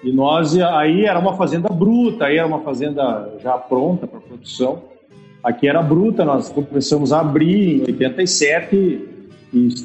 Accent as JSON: {"language": "Portuguese", "town": "Erechim", "region": "Rio Grande do Sul", "country": "Brazil", "tie": "born or raised there", "also_born_or_lived": "Passo Fundo / Santa Maria / Rio Verde", "accent": "gaúcho", "moved": "as an adult", "lives_now": "Campo Novo do Parecis, Brazil"}